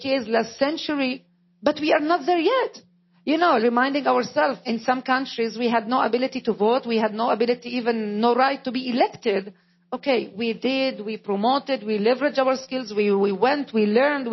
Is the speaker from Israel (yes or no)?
yes; Israel; first language Arabic; English is a second language; I am an Israeli, but not a Jew. I am an Arab, but not a Muslim. I am a minority within the Arab minority. My mother tongue is Arabic.